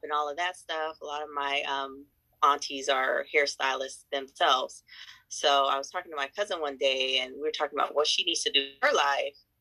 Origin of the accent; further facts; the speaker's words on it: San Diego, California, United States; I am from San Diego, California